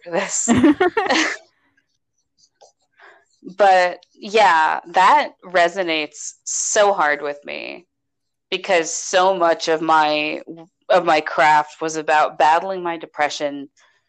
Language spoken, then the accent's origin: English; United States; We're American.